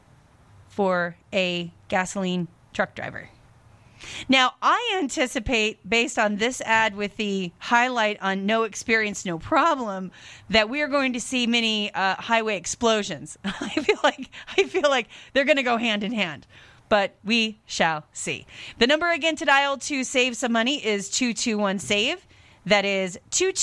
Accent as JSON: {"language": "English", "town": "Seattle", "region": "Washington", "country": "United States", "tie": "born or raised there", "moved": "as an adult", "lives_now": "Las Vegas, United States", "said": "I grew up in Washington"}